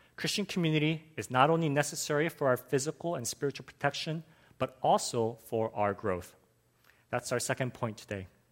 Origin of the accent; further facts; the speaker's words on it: Los Angeles, California, United States; I grew up in Los Angeles, and growing up as a boy in the US